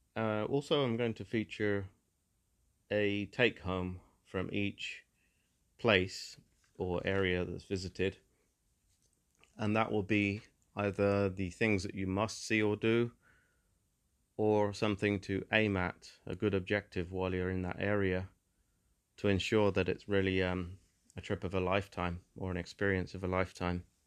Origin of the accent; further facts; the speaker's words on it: England, United Kingdom; As somebody who was born into England and who definitely grew up appreciating a lot of the natural beauty in the historical beauty, the buildings, the cities, the towns and villages of my home country